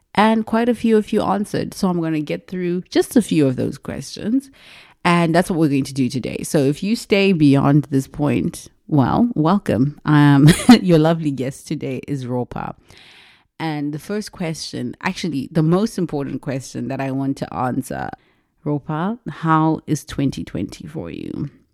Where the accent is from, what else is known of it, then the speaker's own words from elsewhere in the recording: Zimbabwe; moved away as an adult; I was born and raised in Zimbabwe. I left Zimbabwe when I was twenty years old.